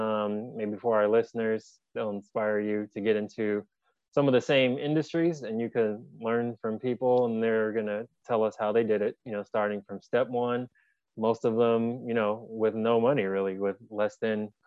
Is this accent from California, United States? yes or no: yes; San Jose, California, United States; I'm actually from San Jose, California. So Northern California, Bay Area. That's where I was born and raised, currently reside.